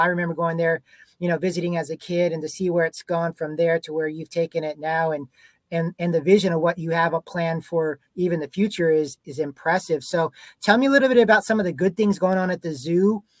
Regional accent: San Antonio, Texas, United States; born and raised in San Antonio

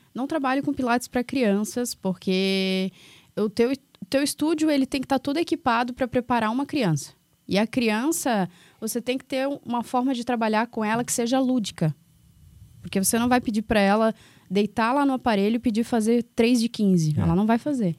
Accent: Florianópolis, Santa Catarina, Brazil; also born or lived in Palmas; now in Governador Celso Ramos, Brazil; sou de Floripa

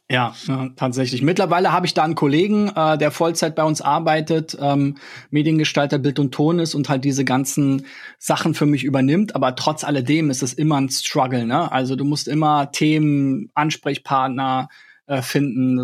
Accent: Berlin, Germany; ich bin ja in Berlin geboren, ich habe mich immer als Berliner bezeichnet

